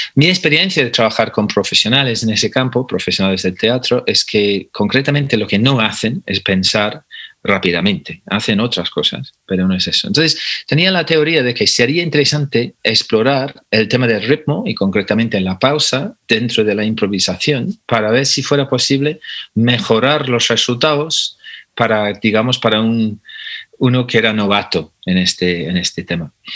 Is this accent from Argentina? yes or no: no; England, United Kingdom; moved away as an adult; now in Spain; soy inglés de nacionalidad, pero llevo 30 años viviendo en España, o sea que ya no sé de qué país soy